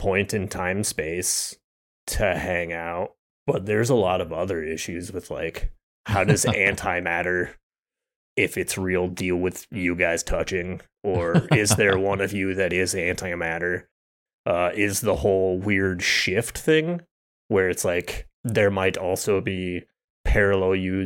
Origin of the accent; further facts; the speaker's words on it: Arizona, United States; I was from Arizona